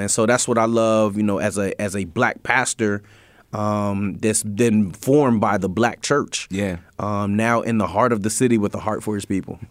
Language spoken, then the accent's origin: English; Harrisburg, Pennsylvania, United States; I grew up in the Allison Hill community, mm-hmm. right? Um, I grew up on Nordane Street